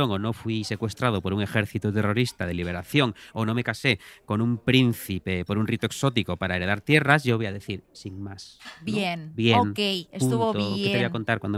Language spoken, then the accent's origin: Spanish; Portugal; Yo soy portugués, sí